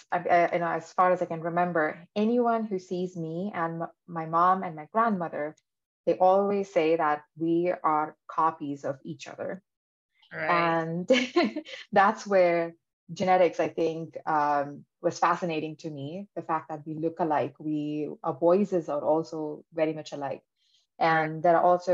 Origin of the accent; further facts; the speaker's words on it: India; moved away; I'm originally from India with background in genetic engineering